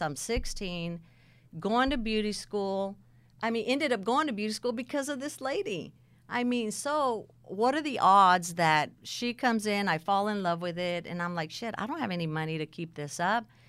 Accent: Texas, United States; also born or lived in San Bernardino, California; we moved to Texas, and probably about the age of fifteen

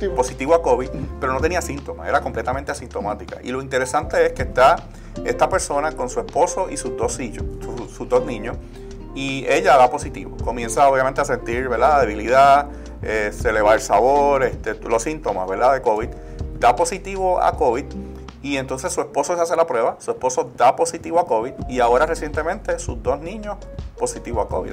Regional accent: Puerto Rico; nosotros como puertorriqueños

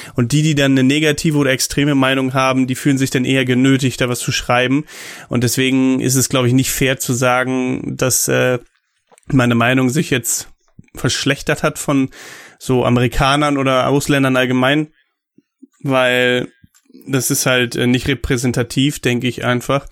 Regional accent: Germany; als Deutscher

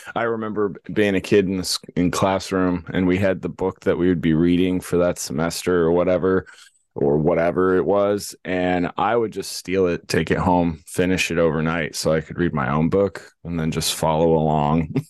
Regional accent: Los Angeles, California, United States; When we grew up in California, there was no cows. It was in the heart of Los Angeles, San Fernando Valley, Granada Hills, North Hollywood area

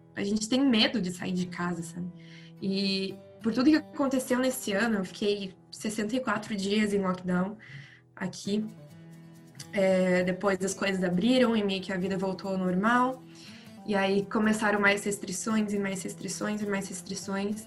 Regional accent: Brazil; moved away as an adult; now in Spain; como brasileiros e falando português

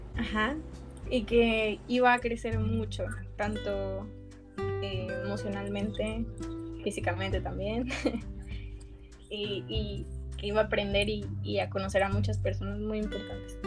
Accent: Piedras Negras, Coahuila, Mexico; now in Monterrey, Mexico; soy de Piedras Negra, Coahuila y tengo 21 años.

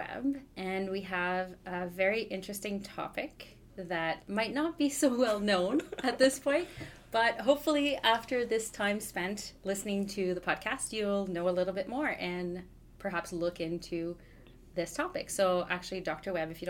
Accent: Canada; first language French; English is a second language; I'm a Francophone from Canada

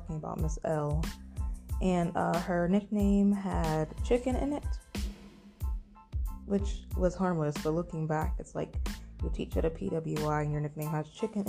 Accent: West Virginia, United States; moved away; I was from West Virginia, so I've been going to PWIs all my life

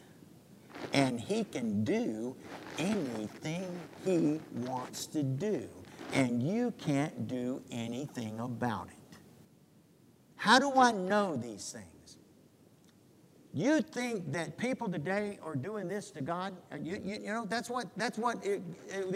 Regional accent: United States; American Christians

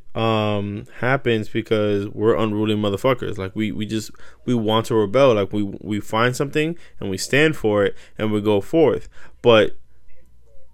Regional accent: United States; as an American

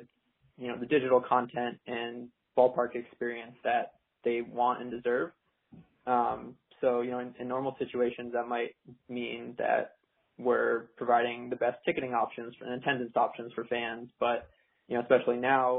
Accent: Kennebunk, Maine, United States; I'm from Kennebunk, Maine, born and raised in New England

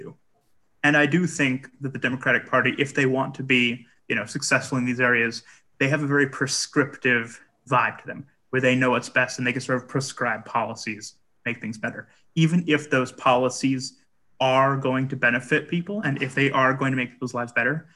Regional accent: Iowa, United States; I am from Iowa

